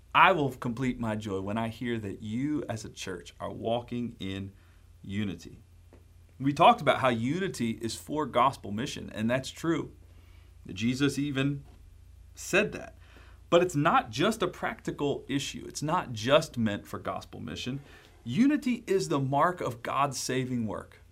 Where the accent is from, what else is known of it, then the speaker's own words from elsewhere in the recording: Baltimore, Maryland, United States; I'm from Baltimore, Maryland